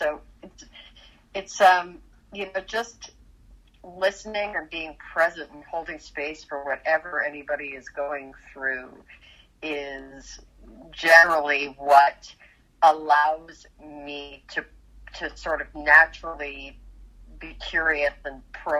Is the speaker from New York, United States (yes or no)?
yes; New York, United States; now in Los Angeles, United States; and I'm from New York, but I've been living in Los Angeles for decades, and so I miss New York, and it feels like being home, and they feel like my people